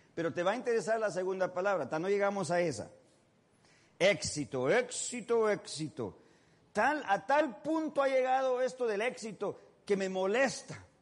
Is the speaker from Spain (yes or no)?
no; Mexico; soy mexicano